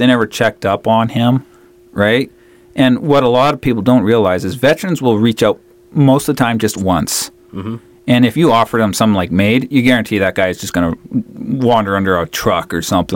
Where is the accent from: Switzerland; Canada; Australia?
Canada; Vancouver Island, British Columbia; moved away; I grew up on Vancouver Island